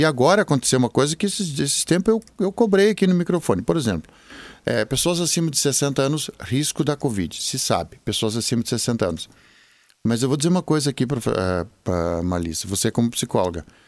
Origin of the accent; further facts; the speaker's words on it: Venâncio Aires, Rio Grande do Sul, Brazil; sou natural de Venâncio Aires, capital nacional do chimarrão